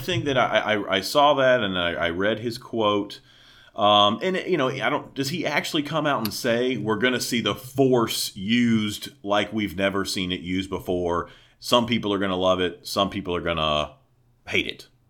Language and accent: English; the South, United States; moved away; growing up in the South